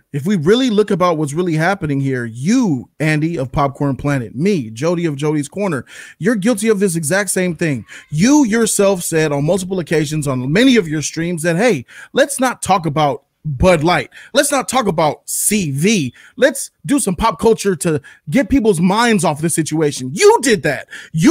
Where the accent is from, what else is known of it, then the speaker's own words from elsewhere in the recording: Ireland; Maybe because I'm Irish.